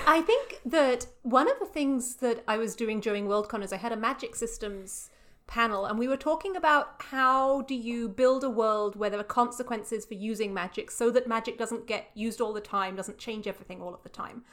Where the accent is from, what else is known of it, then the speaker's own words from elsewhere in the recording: England, United Kingdom; moved away; I'm very English